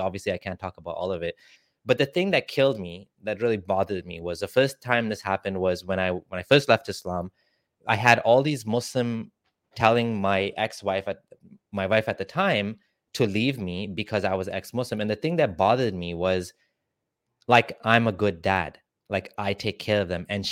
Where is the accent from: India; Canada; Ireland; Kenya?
Kenya; I'm actually from Kenya